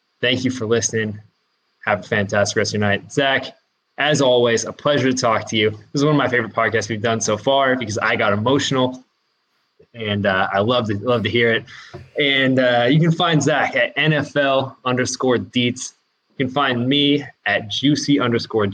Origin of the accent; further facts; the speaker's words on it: Washington, United States; I'm here from Washington, the apple capital of the U.S.